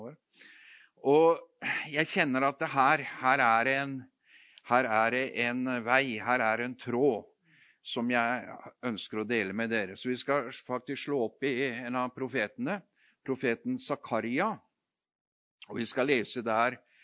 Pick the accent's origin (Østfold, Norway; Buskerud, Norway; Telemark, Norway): Telemark, Norway; Notodden; moved away; jeg kommer fra Notodden. Eh, vokst, født og vokst opp der, men jeg har jo bodd flere andre steder òg